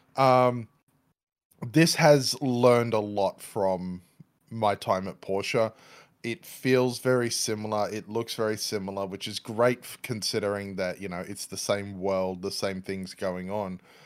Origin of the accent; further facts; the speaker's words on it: Australia; I'm Australian